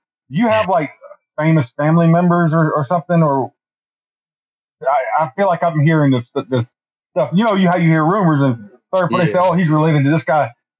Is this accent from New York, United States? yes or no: no; South Carolina, United States; now in Pennsylvania, United States; Hey, I'm from South Carolina.